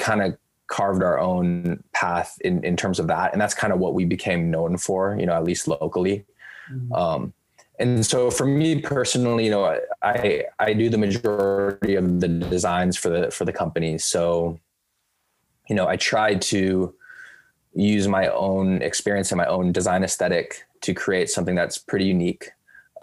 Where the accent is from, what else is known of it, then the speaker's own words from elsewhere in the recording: Bay Area, California, United States; growing up in the Bay Area, I'm fans of the local teams